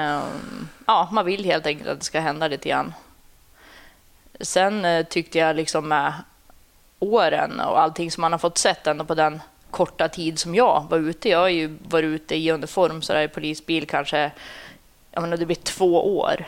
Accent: Sundsvall, Västernorrland County, Sweden; Jag är uppvuxen i Sundsvall.

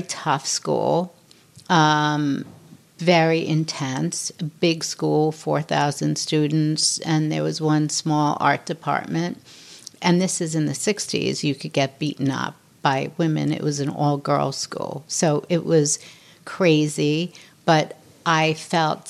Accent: New York, United States; I'm born and raised in New York. I'm tough

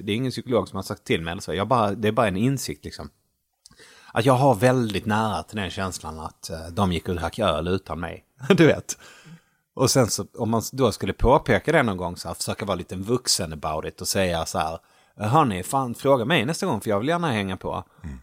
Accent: Malmö, Skåne, Sweden; moved away as an adult; also born or lived in Gothenburg / Sunne, Värmland; now in Stockholm, Sweden; växte jag upp i Malmö

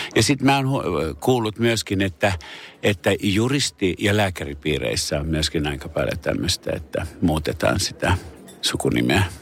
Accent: Pori, Satakunta, Finland; first language Finnish; also born or lived in Paris; olen Porissa syntynyt ja saanut koulutukseni täällä äidinkieleni on suomi

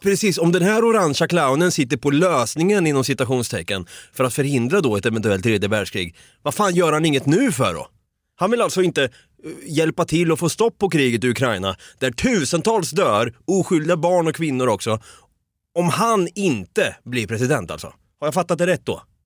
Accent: Sweden; vi svenskar

